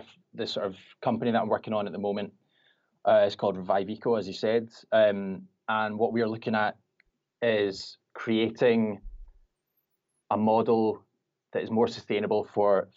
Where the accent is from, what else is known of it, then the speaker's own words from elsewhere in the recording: Glasgow, Scotland, United Kingdom; I'm from Glasgow in Scotland.